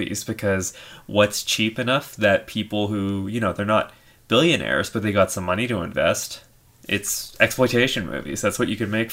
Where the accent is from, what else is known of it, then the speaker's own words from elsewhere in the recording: Canada; us being Canadians